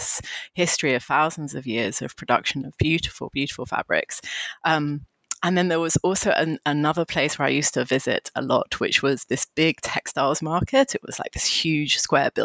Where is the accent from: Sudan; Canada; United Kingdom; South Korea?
United Kingdom; London; moved away as an adult; also born or lived in Xi'an, China; And so I had grown up in London. I'd come directly from London